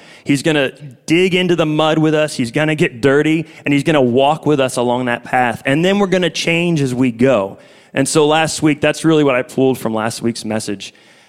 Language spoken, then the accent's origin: English; Northeast, United States; moved away as an adult; now in Florida, United States; I don't live in Florida. I was from the Northeast